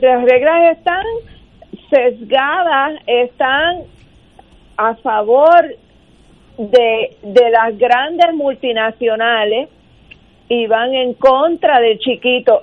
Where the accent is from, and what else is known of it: Puerto Rico